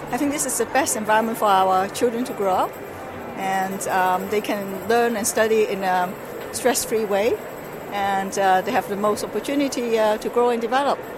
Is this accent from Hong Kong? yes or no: yes; Hong Kong; English is a second language; moved away as an adult; now in Netherlands; from Hong Kong.